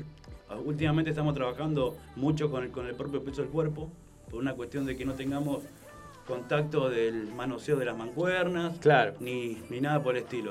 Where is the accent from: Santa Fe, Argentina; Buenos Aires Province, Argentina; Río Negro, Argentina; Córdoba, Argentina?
Santa Fe, Argentina; Funes; Yo soy de Funes, pero bueno, estamos en Roldán